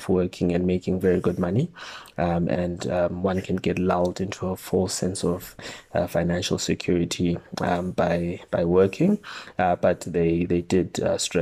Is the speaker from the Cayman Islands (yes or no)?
no; Bulawayo, Zimbabwe; first language Ndebele; English is a second language; moved away as an adult; now in Cape Town, South Africa; I'm originally from Bulawayo, the second city in Zimbabwe, and I have been living in Cape Town for the past 15 years or so now.